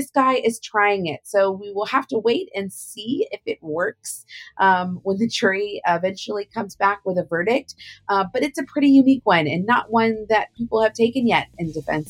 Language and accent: English; Louisiana, United States; In my home state of Louisiana